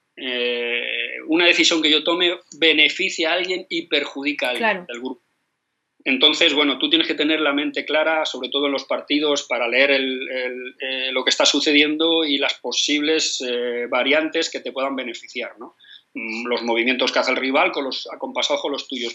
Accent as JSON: {"language": "Spanish", "town": "Madrid", "region": "Community of Madrid", "country": "Spain", "tie": "born or raised there", "said": "Yo soy madrileño, como te he dicho, nacido a, 100 metros del Bernabéu"}